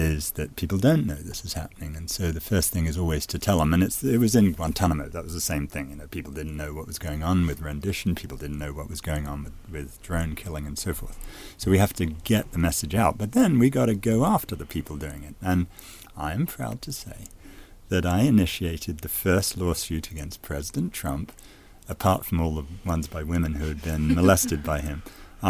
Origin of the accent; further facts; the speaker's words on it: United States; it applies to me as an American